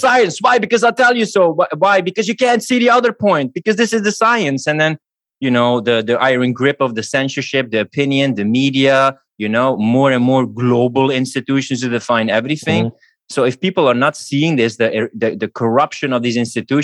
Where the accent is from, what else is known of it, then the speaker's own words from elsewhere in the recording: Belgium; moved away as an adult; It's my home country, but it's also the reason partly why I left Belgium